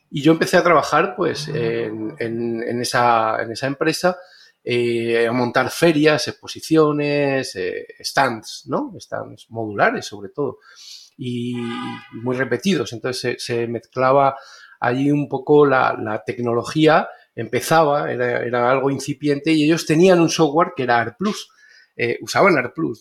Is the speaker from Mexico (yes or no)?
no; Spain; moved away as an adult; also born or lived in Béjar, Salamanca, Spain; now in Panama; soy español, arquitecto